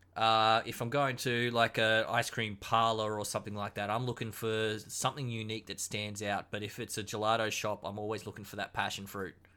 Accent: Queensland, Australia; being a proud Queensland boy

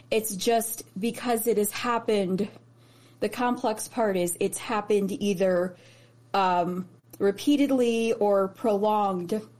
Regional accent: Chicago, Illinois, United States; born there; also born or lived in Indianapolis; And I grew up, I was raised in Chicago, well not raised, but I was born in Chicago.

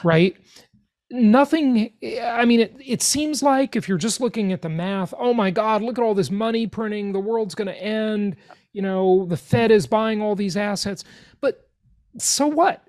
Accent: Los Angeles, California, United States; I grew up in Los Angeles, California

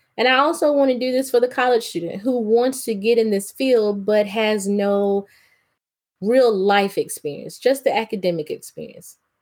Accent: the South, United States; Growing up in the South

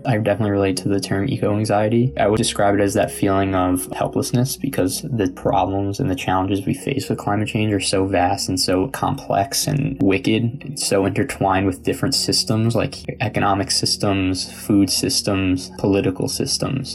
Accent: New York, United States; I am from New York and I'm 22 years old

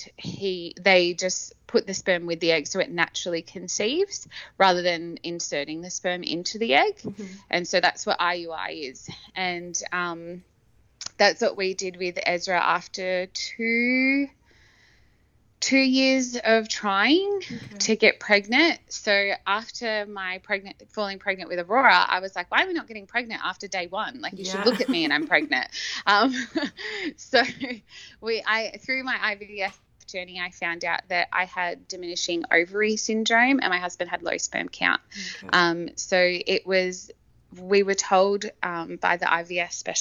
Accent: Campbelltown, New South Wales, Australia; now in Brisbane, Australia; I am originally from Campbelltown in Sydney

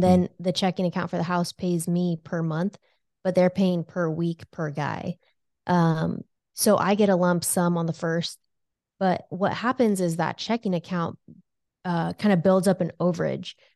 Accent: California, United States; moved away as an adult; now in Lincoln, United States; I was, uh, born and raised in California

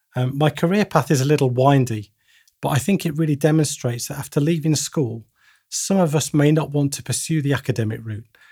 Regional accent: Bedworth, West Midlands, United Kingdom; my hometown of Bedworth in the Midlands

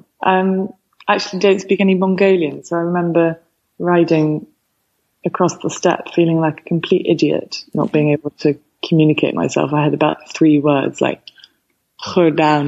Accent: United Kingdom; moved away as an adult; also born or lived in London / Hampshire; now in Stanford, United States; I grew up partly in London and partly in Hampshire, about an hour and a half west

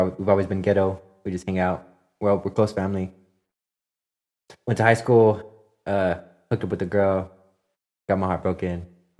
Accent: Las Vegas, Nevada, United States; I was born in Las Vegas.

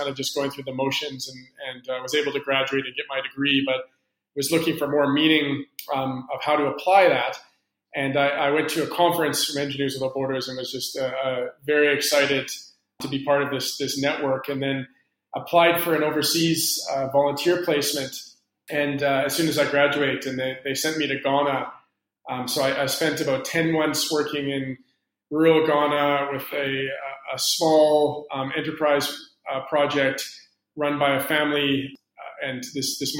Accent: Calgary, Alberta, Canada; moved away as an adult; also born or lived in Vancouver, Canada; now in Cape Town, South Africa; I grew up in Calgary, Alberta, Canada. I lived there for 18 years

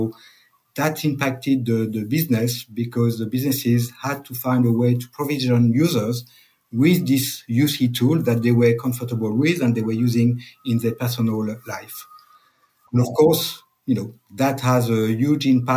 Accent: France; accent: French; English is a second language; I'm French, as you can tell by my accent.

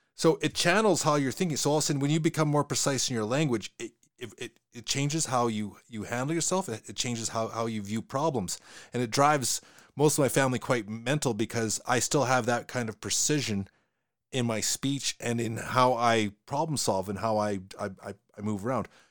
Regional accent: Western Canada, Canada; accent: Western Canadian; my accent that I have is a Western Canadian accent

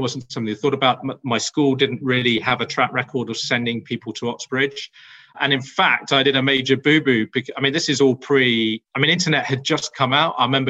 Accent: Netherlands; born there; I was born in Holland, and that's important because I was born below sea level.

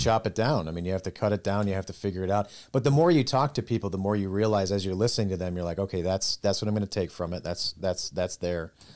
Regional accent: Minnesota, United States; moved away as an adult; now in Dayton, United States; we're originally from Minnesota.

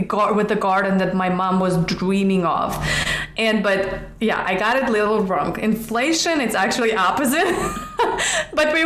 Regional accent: Siberia, Russia; now in Los Angeles, United States; I was born in Russia, in Siberia, even though I don't like cold. That's why I live in Los Angeles.

